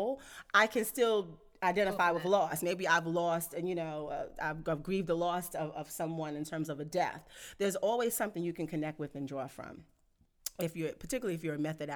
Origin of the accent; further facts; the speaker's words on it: New York City, New York, United States; also born or lived in Washington, D.C.; I'm from Brownsville.